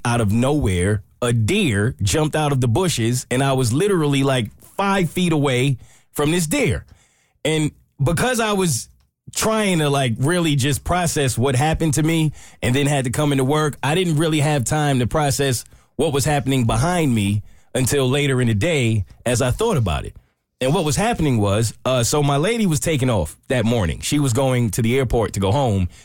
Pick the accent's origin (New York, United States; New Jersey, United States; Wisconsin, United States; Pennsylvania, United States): New York, United States; moved away; I'm from New York.